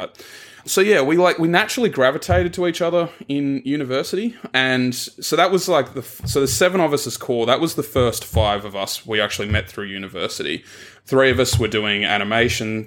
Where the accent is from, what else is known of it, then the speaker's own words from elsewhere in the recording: Tasmania, Australia; moved away as an adult; also born or lived in Melbourne; I grew up in Tasmania, which is a little triangle at the bottom of Australia